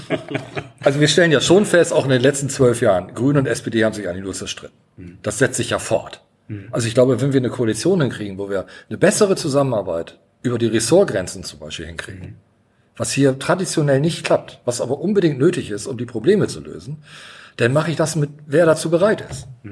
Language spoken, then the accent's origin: German; Bremen, Germany; ich bin in der Neustadt geboren tatsächlich. Ich habe da die ersten Jahre gelebt, bis, bis zur dritten Klasse